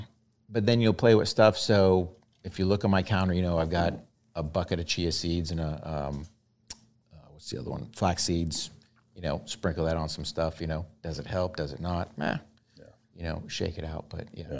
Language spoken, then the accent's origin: English; New Hampshire, United States; moved away; Originally from New Hampshire.